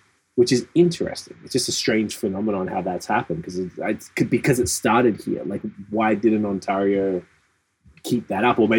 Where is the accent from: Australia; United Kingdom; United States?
Australia; now in Hamilton, Canada; as an Aussie